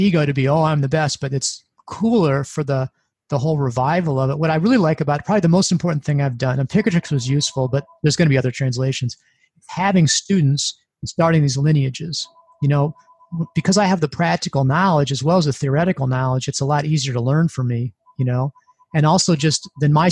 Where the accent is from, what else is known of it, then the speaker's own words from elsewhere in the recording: Midwest, United States; I'm from the Midwest